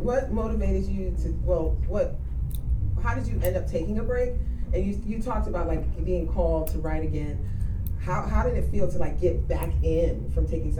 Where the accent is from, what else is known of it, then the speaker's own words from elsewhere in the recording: Jamaica; I'm Jamaican.